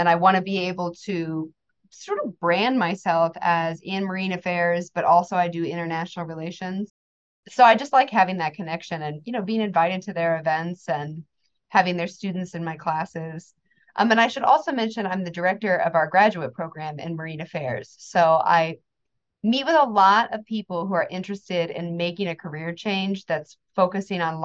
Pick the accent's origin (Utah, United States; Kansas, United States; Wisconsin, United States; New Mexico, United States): Kansas, United States; I grew up in Kansas, so the landlocked environment.